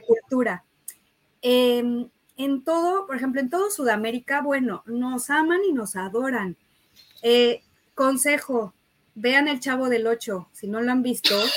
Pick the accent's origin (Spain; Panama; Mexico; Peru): Mexico; De México